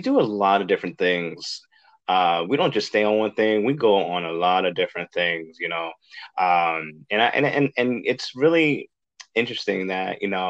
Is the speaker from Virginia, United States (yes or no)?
no; Boston, Massachusetts, United States; Boston, my hometown where I grew up. Wasn't born there, but I grew up there